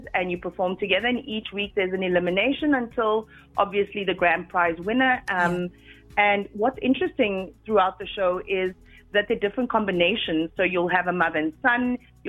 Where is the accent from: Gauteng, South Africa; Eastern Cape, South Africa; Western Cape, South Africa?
Western Cape, South Africa; Cape Town; moved away; my hometown, Cape Town.